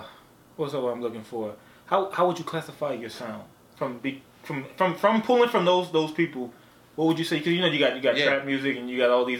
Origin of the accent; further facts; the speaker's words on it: New Orleans, Louisiana, United States; I'm from New Orleans